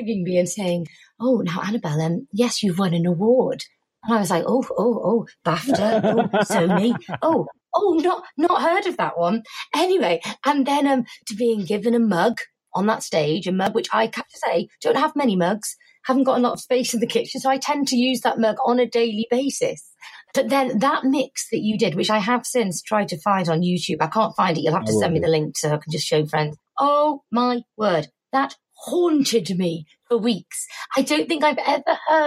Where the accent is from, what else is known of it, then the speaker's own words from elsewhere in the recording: Formby, North West England, United Kingdom; accent: soft Merseyside; moved away as an adult; also born or lived in Bristol; I'm from Formby, which is north of Liverpool. And actually, my parents are still in the same house there. I'm going back home for Easter. Pretty normal, happy upbringing.